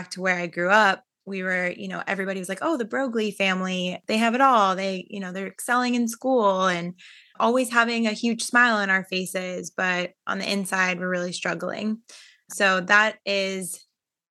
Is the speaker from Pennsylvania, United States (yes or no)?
yes; Pittsburgh, Pennsylvania, United States; I was born in Pittsburgh, Pennsylvania